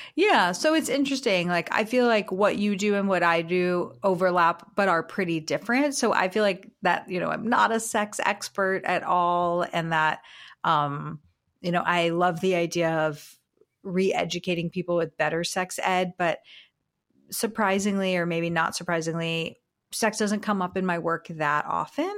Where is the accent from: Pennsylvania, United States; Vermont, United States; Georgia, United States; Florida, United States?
Florida, United States; South; I'm from South Florida